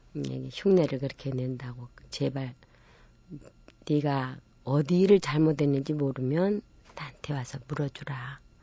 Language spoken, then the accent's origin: Korean; Namwon, North Jeolla, South Korea; 제가 고향이 남원이기도 하지만